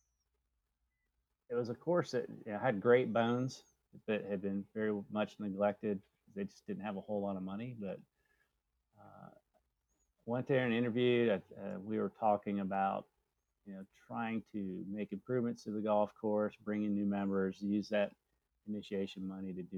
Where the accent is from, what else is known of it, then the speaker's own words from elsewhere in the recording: Mount Vernon, Ohio, United States; moved away as an adult; now in Atlanta, United States; I grew up in Mount Vernon, Ohio.